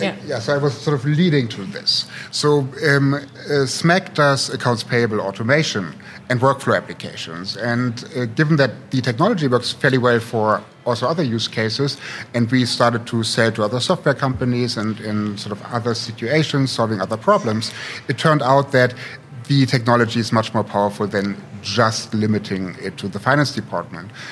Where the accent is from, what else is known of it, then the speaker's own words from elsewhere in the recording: Potsdam, Brandenburg, Germany; moved away as an adult; also born or lived in St. Gallen, Switzerland / Silicon Valley; now in Berlin, Germany; am actually here from Berlin, um, born and raised in Potsdam